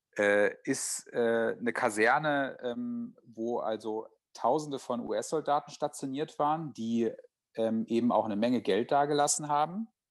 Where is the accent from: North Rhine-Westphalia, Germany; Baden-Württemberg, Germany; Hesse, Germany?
Hesse, Germany; Friedberg; moved away; nach zehn Jahren Wanderschaft hatte ich das Bedürfnis, wieder in die Heimat zurückzukehren